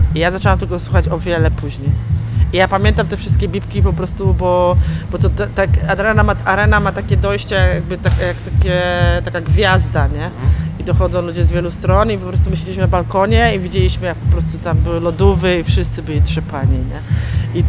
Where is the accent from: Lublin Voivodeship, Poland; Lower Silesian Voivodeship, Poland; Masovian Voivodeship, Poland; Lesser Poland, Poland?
Masovian Voivodeship, Poland; moved away as an adult; now in Poznań, Poland; Ja jestem z Mazowsza